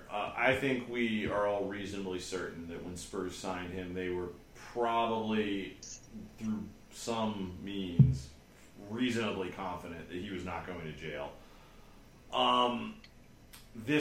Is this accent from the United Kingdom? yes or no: no; United States; And that is what is very bizarre to me as an American.